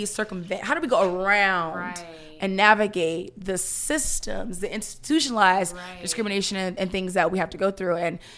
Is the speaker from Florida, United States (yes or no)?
yes; Opa-locka, Florida, United States; We grew up in Opa-locka, and. Gotta be.